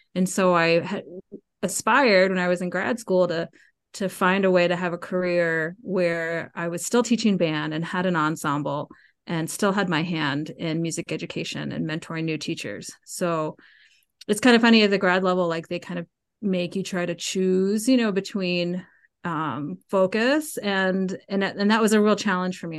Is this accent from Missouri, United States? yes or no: no; Marietta, Georgia, United States; moved away as an adult; also born or lived in Chicago, Illinois; I grew up in Cobb County